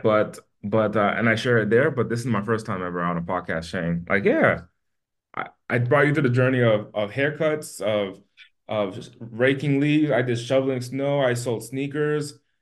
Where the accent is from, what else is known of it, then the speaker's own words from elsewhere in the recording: Haiti; now in Las Vegas, United States; I'm from Haiti, and my family's from Haiti